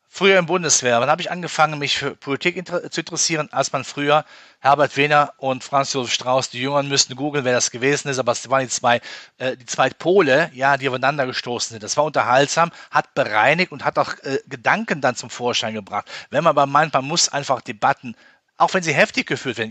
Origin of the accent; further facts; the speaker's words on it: Rhineland, Germany; als Rheinländer